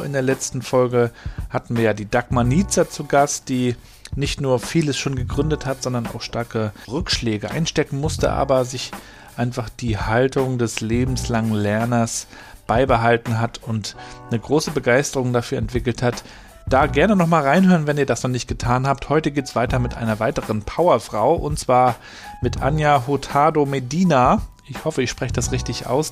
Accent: Rostock, Mecklenburg-Vorpommern, Germany; kommst ja so wie ich aus Rostock

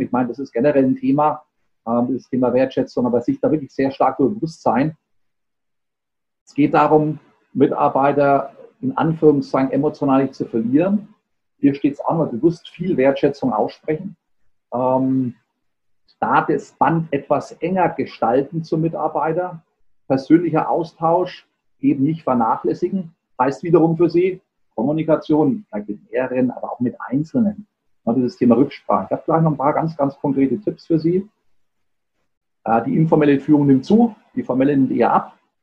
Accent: Germany; bei uns in Deutschland

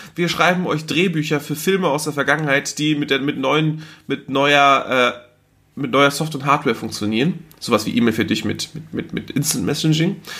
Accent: Germany; ich bin in Deutschland geboren, ne? ich bin deutscher Staatsbürger

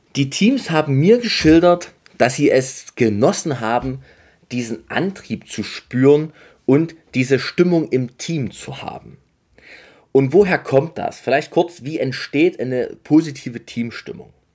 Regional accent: near Dresden, Saxony, Germany; ich komme aus der Nähe von Dresden

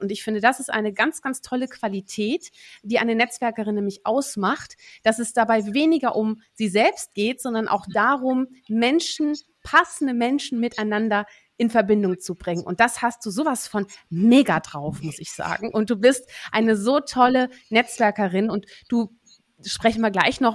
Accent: Netherlands; wir haben ja beide unsere Heimat in den Niederlanden

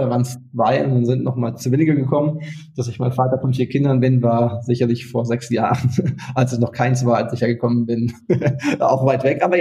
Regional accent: North Rhine-Westphalia, Germany; ich bin jetzt nicht in München aufgewachsen, sondern im Ruhrgebiet.

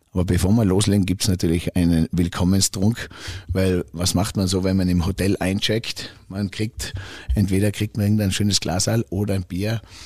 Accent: Tyrol, Austria; wir Tiroler Bayern

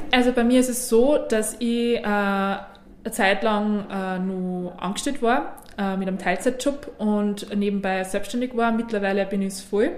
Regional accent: Suben, Upper Austria, Austria; moved away; also born or lived in Vienna; in meiner Heimatgemeinde in Suben

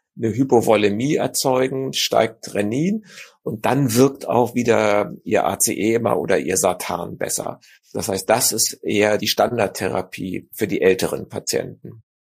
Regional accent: Germany; bei uns in Deutschland

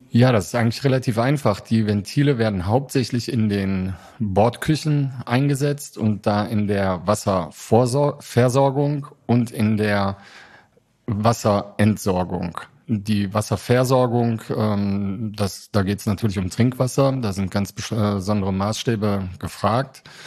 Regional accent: Germany; als Deutsche

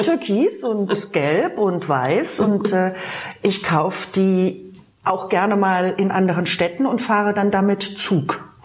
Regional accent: Baden-Baden, Baden-Württemberg, Germany; now in Berlin, Germany; Ich komme ja aus dem Schwarzwald, aus Baden-Baden

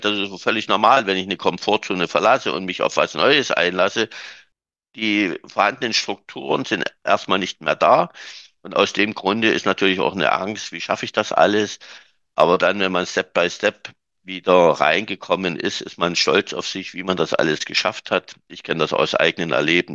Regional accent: Saxony, Germany; bei uns in Sachsen

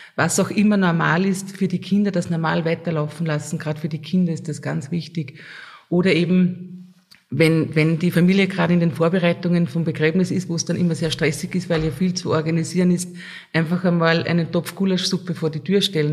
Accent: Lambach, Upper Austria, Austria; bei uns in Lambach

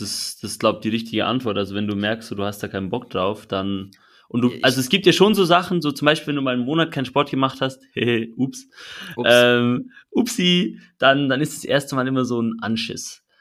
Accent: Switzerland; ich als Schweizer

